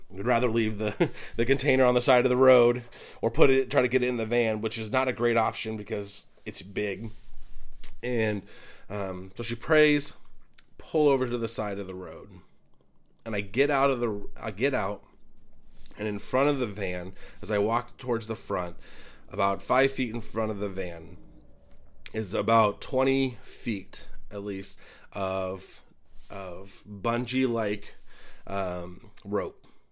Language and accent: English; Pacific Northwest, United States; We're from the Pacific Northwest